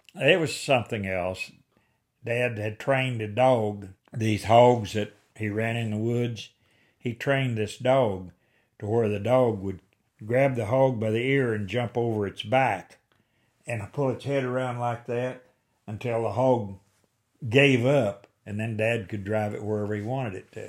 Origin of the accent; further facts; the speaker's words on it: Cedar Creek, Wayne County, Missouri, United States; I was born on the head of Cedar Creek, Wayne County